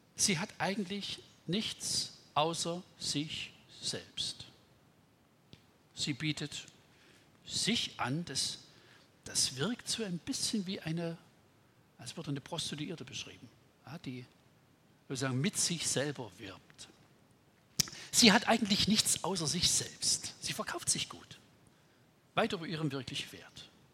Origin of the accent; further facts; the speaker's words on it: Hartmannsdorf, Saxony, Germany; aus meiner Heimat, wo ich herkomme. Ich wohne ja so im Erzgebirgsvorland